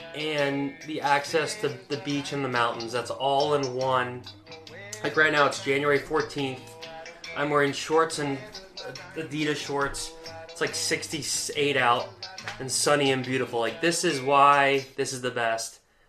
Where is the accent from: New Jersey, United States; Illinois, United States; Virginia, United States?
Virginia, United States; moved away as an adult; also born or lived in North Carolina; I'm from the East Coast. I'm from Virginia. Went to school in North Carolina, college. Spent a good amount of time in Florida.